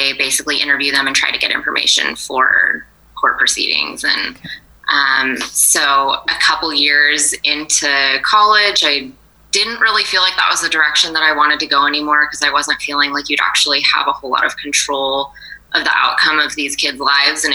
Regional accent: Atascadero, California, United States; now in San Luis Obispo, United States; I grew up in Atascadero. Oh, so I haven't flown too far from the nest. I'm local, yeah

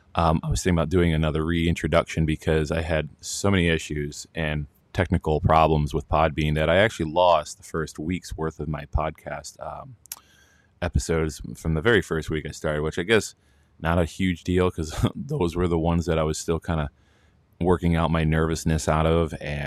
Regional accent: Wisconsin, United States; also born or lived in New Jersey / Florida; I'm originally from Wisconsin, but I used to live in New Jersey for 12 years.

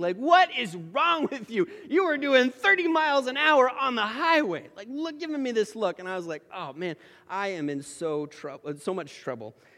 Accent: Oregon, United States; moved away; I grew up in Oregon

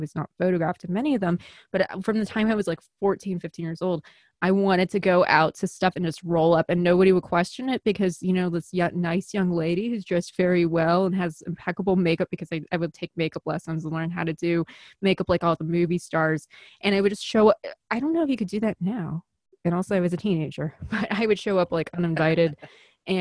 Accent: Chicago, Illinois, United States; accent: Chicago; I'm from Chicago

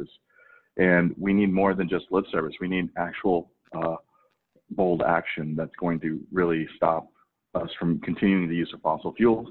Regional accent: St. Louis, Missouri, United States; also born or lived in Korea / East Coast; now in Oregon, United States; I was born in Korea. I grew up in working class St. Louis, actually right next door to Ferguson in a little enclave called Moline Acres

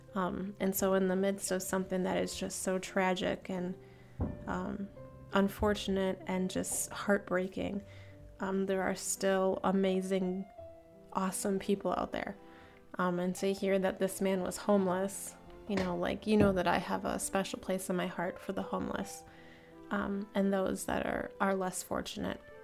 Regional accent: Cleveland, Ohio, United States; moved away; I'm from Cleveland

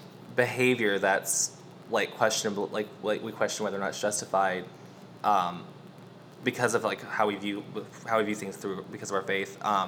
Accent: the South, United States; we're all here from the South

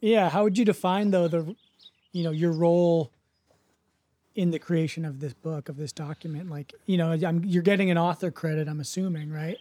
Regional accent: United States; growing up in the States

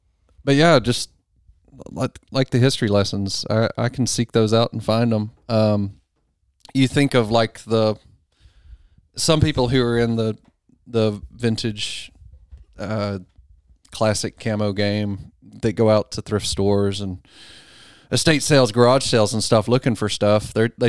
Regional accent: Texarkana, Texas, United States; Texas is a whole different country. Yeah. I was born in Texas.

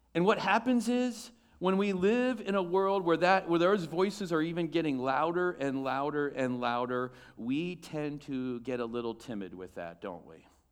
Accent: United States

